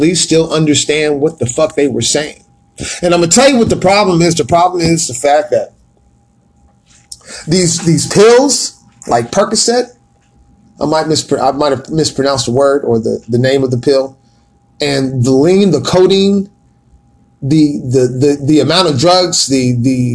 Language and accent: English; Atlanta, Georgia, United States; I am from Atlanta, Georgia, born at Grady Memorial Hospital, 1970, motherfucking 7, boy. I am from the A. I am one of the original motherfuckers from Atlanta.